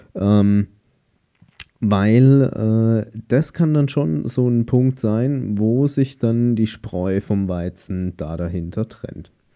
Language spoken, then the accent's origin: German; Germany; bei uns in Deutschland